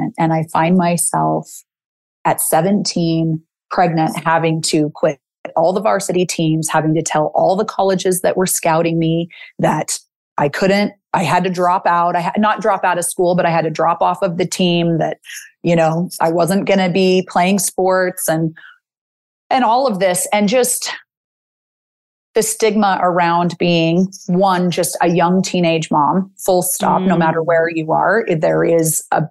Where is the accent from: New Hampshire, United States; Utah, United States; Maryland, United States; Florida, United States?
Utah, United States; Salt Lake City; I'm from Salt Lake City, Utah.